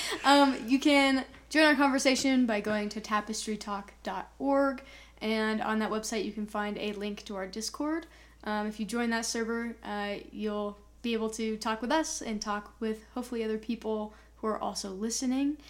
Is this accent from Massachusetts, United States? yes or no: no; Colorado, United States; growing up in Colorado and Colorado only